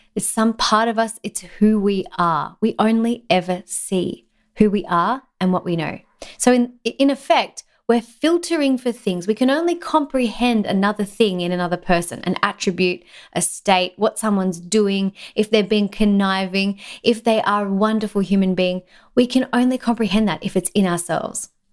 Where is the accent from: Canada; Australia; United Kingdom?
Australia; In Australia, we have this thing called tall poppy syndrome, and I think it exists everywhere. It's very common in my home country